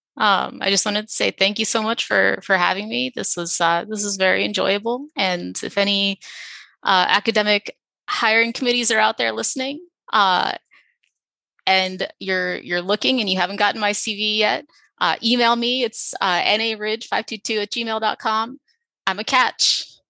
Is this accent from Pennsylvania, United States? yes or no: yes; Philadelphia, Pennsylvania, United States; moved away as an adult; also born or lived in New York City; now in San Antonio, United States; I grew up in Philadelphia. I had never left Philadelphia until intern year